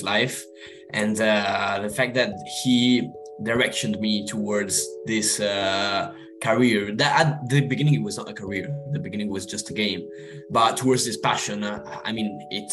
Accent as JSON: {"language": "English", "town": "Monza", "region": "Lombardy", "country": "Italy", "tie": "born or raised there", "also_born_or_lived": "United Kingdom", "moved": "as an adult", "said": "That was actually my home race, because I'm actually from there. I live 5 minutes away from the Formula One racetrack"}